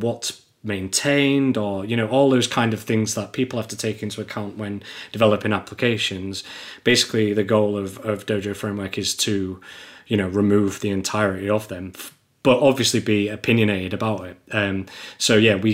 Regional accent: England, United Kingdom

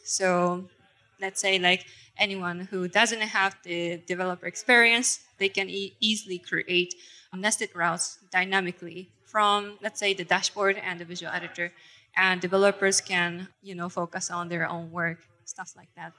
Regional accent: Japan; now in Germany; I'm originally from Japan, but living in Germany.

